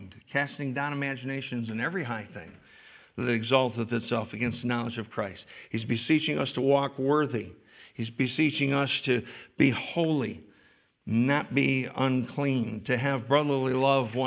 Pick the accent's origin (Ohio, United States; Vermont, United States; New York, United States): New York, United States; I was brought up here. I'm a New Yorker through and through